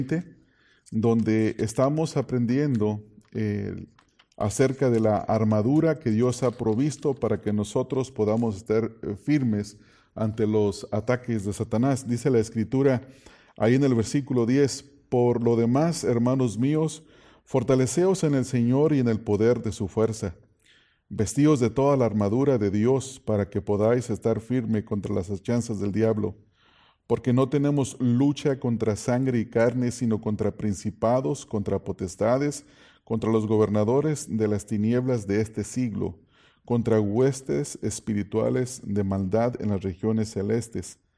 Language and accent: Spanish; Mexico; en México, de donde yo vengo